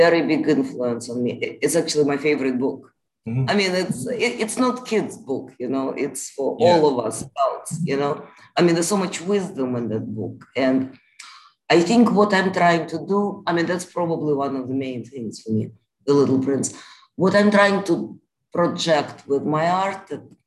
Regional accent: Moscow, Russia; now in United States; I grew up in Moscow

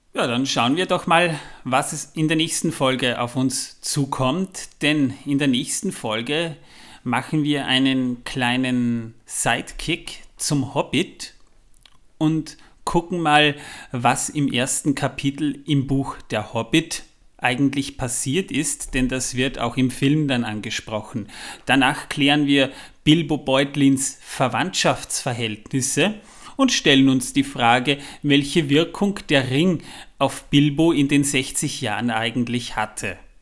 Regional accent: Waldviertel, Lower Austria, Austria; ich komme aus dem Waldviertel

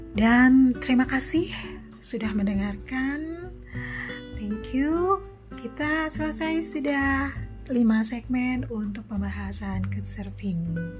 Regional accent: Indonesia; saya yang dari Indonesia

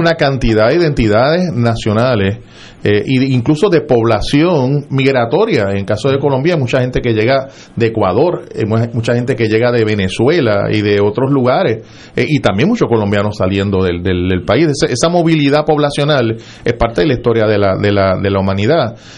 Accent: Puerto Rico; somos una nación distinta

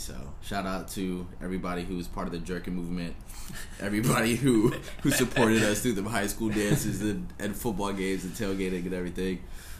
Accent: Hawaii, United States; born there; moved away; Dude, I was born in Hawaii, never been back, and I need to.

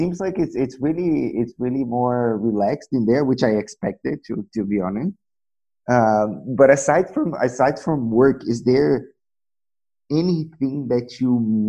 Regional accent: Brazil; also born or lived in New Zealand; now in Germany; I'm from Brazil.

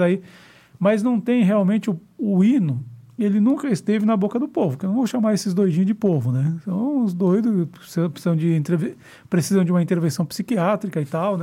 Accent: Porto Alegre, Rio Grande do Sul, Brazil; eu sou de Porto Alegre

